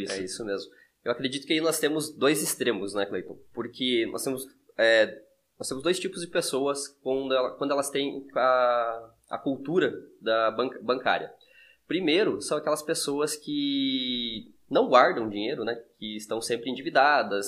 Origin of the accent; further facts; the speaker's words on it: interior of Santa Catarina, Brazil; nós somos do interior de Santa Catarina